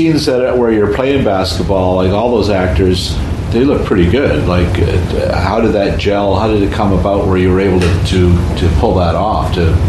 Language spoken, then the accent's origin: English; Canada; also born or lived in Los Angeles, United States; as a Canadian